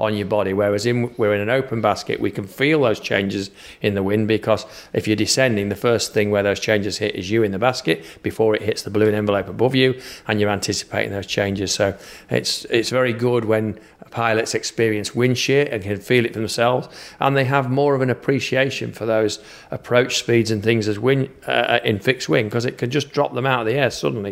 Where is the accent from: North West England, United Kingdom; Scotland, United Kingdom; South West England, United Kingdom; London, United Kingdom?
North West England, United Kingdom; Manchester; accent: Manchester; this accent is Manchester accent from the U K, so Northern England is where this accent's from